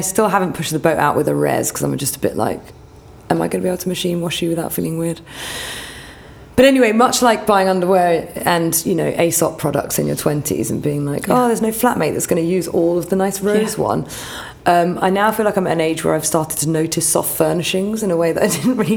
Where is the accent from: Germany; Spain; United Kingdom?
United Kingdom; Hampshire, South East England; moved away as an adult; also born or lived in New York; now in London, United Kingdom; growing up in Hampshire